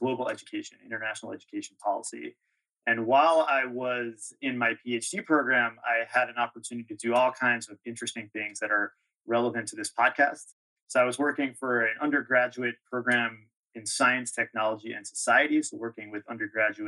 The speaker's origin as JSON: {"language": "English", "area": "Long Island", "region": "New York", "country": "United States", "tie": "born or raised there", "also_born_or_lived": "Red Hook, New York", "said": "I grew up on Long Island"}